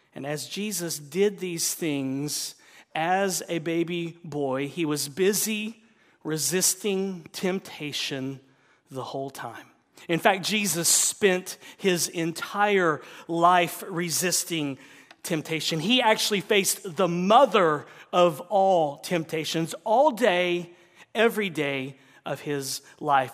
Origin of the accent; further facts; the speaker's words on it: the South, United States; moved away; I'm from the South